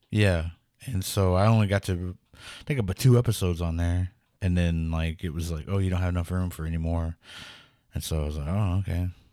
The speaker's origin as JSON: {"language": "English", "town": "Pawnee", "region": "Oklahoma", "country": "United States", "tie": "born or raised there", "said": "growing up in Pawnee"}